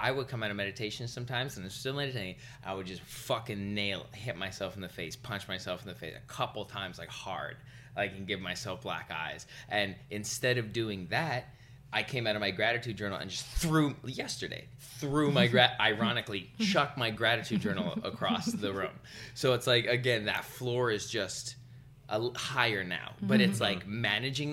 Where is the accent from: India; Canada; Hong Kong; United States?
Canada; Vancouver, British Columbia; I grew up in Vancouver.